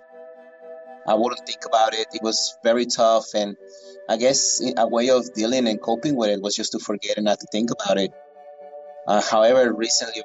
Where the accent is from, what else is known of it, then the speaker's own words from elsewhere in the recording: Lagos de Moreno, Jalisco, Mexico; now in United States; I was born in Mexico, in Lagos de Moreno, Jalisco.